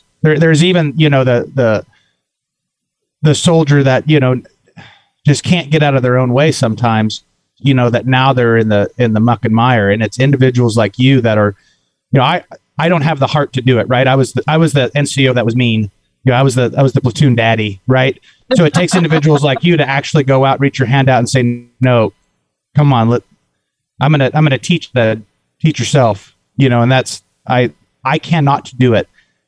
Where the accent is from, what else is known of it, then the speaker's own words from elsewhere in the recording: Kansas, United States; I'm from, I'm actually from the Fort Riley area here in the wonderful state of Kansas.